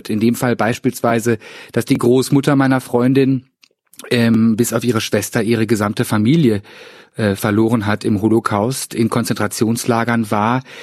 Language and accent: German; Cologne, North Rhine-Westphalia, Germany; in der Bäckerei auch erstmal, ich als Kölner, äh, ein paar Monate brauchte zu verstehen